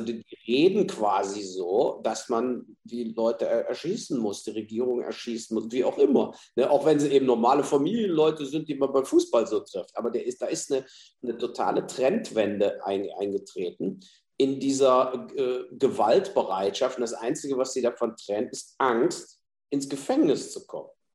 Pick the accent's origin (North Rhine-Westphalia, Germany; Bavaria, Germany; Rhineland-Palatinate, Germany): Rhineland-Palatinate, Germany; Mainz; in Mainz, in meiner Heimatstadt